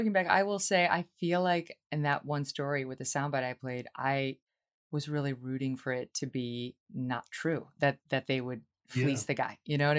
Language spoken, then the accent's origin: English; Albany, New York, United States; That's from my hometown, Albany, New York, that cult, run by Keith Raniere